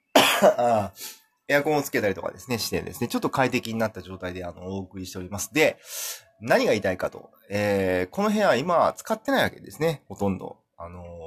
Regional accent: Kumamoto, Japan; first language Japanese; moved away as an adult; also born or lived in Kansai / United Kingdom / Tokyo; 僕はですね、生まれも育ちもですね、あの、基本的には19年間熊本市

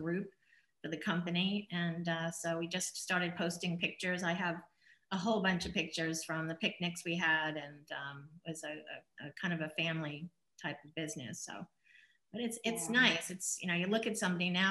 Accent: Glen Head, New York, United States; moved away; I grew up in a little town in up in New York called Glen Head. It was on the North Shore of Long Island

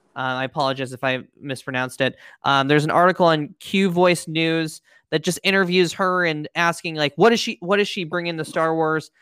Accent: Pennsylvania, United States; moved away; I was back in my hometown of Pennsylvania

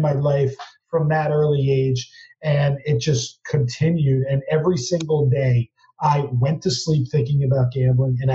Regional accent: New Jersey, United States; growing up in Jersey

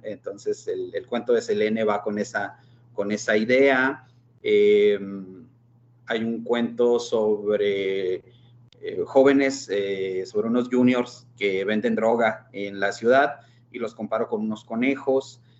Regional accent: Mexico; nuestra formación como, como mexicanos católicos

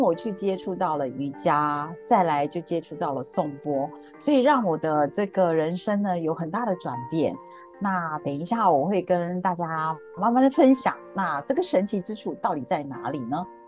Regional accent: Taiwan; moved away as an adult; now in Singapore; 我住在新加坡，我是台湾人，我住在这里已经有，应该二十五年了。那么，啊，我是一位，其实我是一位很平凡的家庭主妇

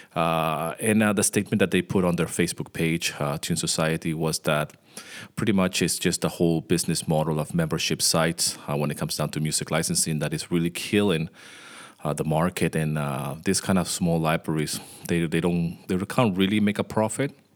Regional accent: Venezuela; moved away; I grew up in Venezuela

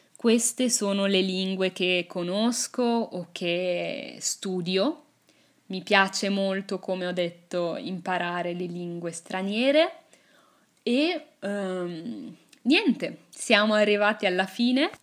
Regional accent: Italy; first language Italian; L'inglese l'ho imparato a scuola. Infatti, nelle scuole italiane

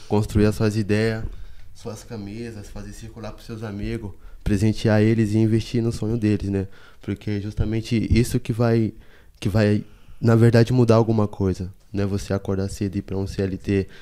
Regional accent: Salvador, Bahia, Brazil; moved away as an adult; also born or lived in São Paulo; now in Embu das Artes, Brazil; E eu não sou de São Paulo, sou de Salvador, né? Sou da Bahia, estou aqui em São Paulo desde 2015.

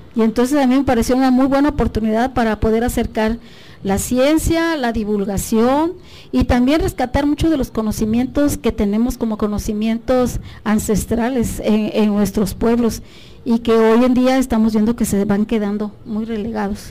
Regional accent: Tlapa de Comonfort, Guerrero, Mexico; es originaria de la región de la montaña, soy de Tlapa de Comonfort. Em, ahí estudié desde el kinder

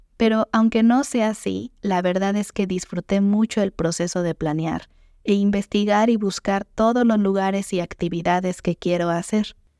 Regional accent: Mexico; como diríamos en México

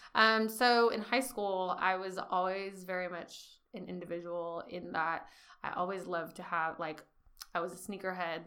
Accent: Bakersfield, California, United States; moved away as an adult; also born or lived in San Francisco; I'm originally from Bakersfield, California. Um, grew up a little on the east side, a little on the south, mainly on the southwest

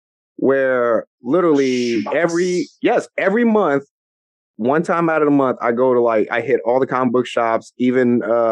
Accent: Illinois, United States; also born or lived in Chicago, Illinois; now in Ohio, United States; Where I grew up in Illinois

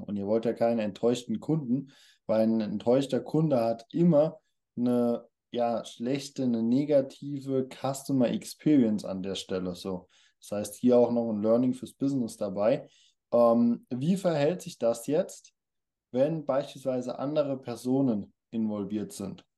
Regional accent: Germany; kommen wir aus Deutschland

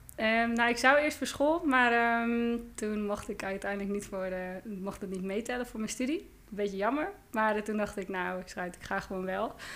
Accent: Joure, Friesland, Netherlands; Ik kom uit Joude

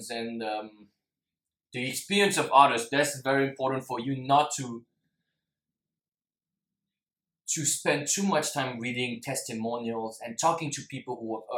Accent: France; also born or lived in Singapore; I'm half Singaporean, but I'm also half French, and I lived most of my life in France

